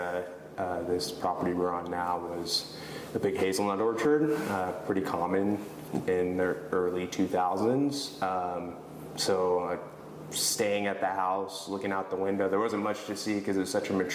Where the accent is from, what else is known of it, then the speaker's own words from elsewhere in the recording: Huntington Beach, California, United States; moved away as an adult; now in Newberg, Oregon, United States; I grew up in Huntington Beach